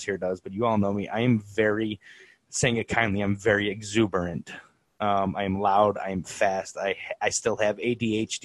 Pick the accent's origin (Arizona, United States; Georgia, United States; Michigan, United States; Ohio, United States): Ohio, United States; Cleveland; also born or lived in Mentor, Ohio; I was born and raised in Cleveland, Ohio